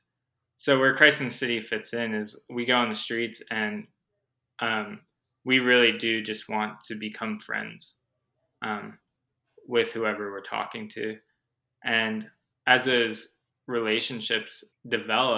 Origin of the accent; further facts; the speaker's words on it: Los Angeles, California, United States; also born or lived in Humboldt County, California; I was actually born and raised in Los Angeles, California